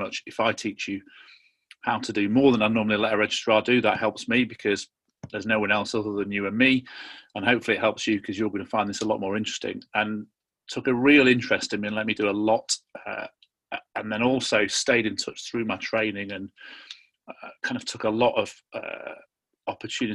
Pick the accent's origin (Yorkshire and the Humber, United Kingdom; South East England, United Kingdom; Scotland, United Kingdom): Yorkshire and the Humber, United Kingdom; I'm a Yorkshireman. Born and bred